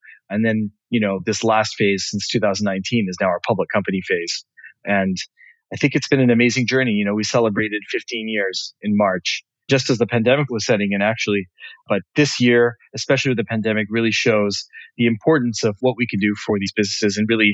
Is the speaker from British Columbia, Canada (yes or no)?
yes; Vancouver, British Columbia, Canada; moved away as an adult; now in Montreal, Canada; born in Vancouver, and my parents are immigrants from Africa, but I was born in Vancouver. And made the move to Montreal in my mid-20s